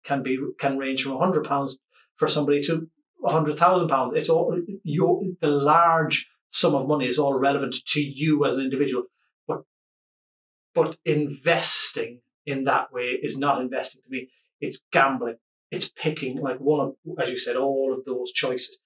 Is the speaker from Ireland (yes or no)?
yes; Ireland; as an Irish person